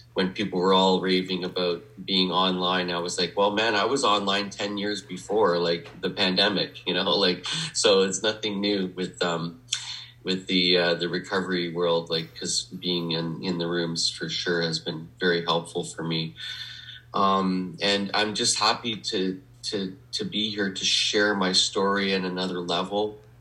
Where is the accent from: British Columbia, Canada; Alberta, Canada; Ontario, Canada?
Alberta, Canada; Edmonton; I was born in Edmonton, Alberta, in Western Canada